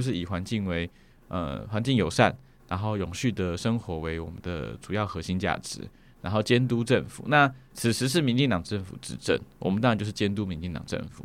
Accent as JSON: {"language": "Chinese", "town": "Hualien", "region": "Hualien County", "country": "Taiwan", "tie": "born or raised there", "also_born_or_lived": "Taipei", "moved": "as an adult", "said": "就在花莲念书这样子，然后念到了高中毕业"}